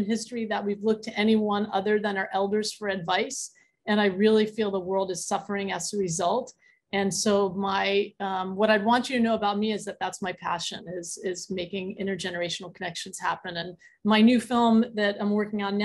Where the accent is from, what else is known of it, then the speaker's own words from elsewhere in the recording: Philadelphia, Pennsylvania, United States; I'm from Philly too